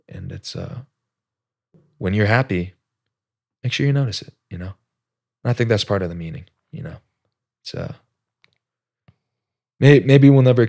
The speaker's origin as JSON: {"language": "English", "region": "Alaska", "country": "United States", "tie": "born or raised there", "said": "I like to think I grew up in Alaska, change for the better."}